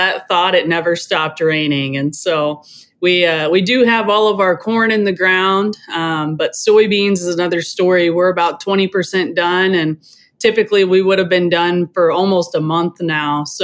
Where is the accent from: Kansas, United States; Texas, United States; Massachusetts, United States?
Kansas, United States; Americus; I'm a fourth generation farm and rancher in East Central Kansas. Americus is my hometown